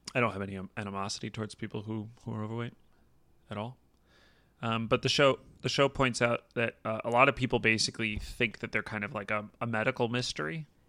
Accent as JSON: {"language": "English", "country": "United States", "said": "as an American"}